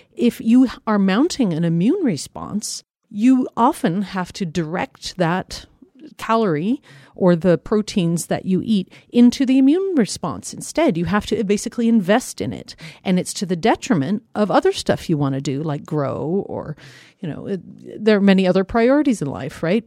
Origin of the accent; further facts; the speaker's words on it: Colorado, United States; I grew up in Colorado